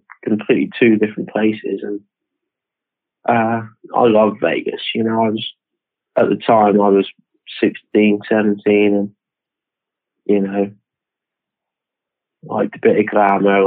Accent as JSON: {"language": "English", "town": "Camborne", "region": "South West England", "country": "United Kingdom", "tie": "born or raised there", "also_born_or_lived": "Hayle, England", "moved": "as an adult", "said": "I'm actually from Camborne. I grew up there, went to primary school there."}